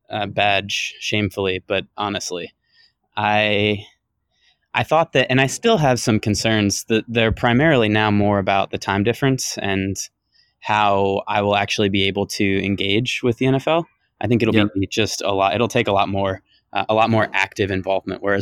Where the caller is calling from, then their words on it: Sweden; calling in from Sweden.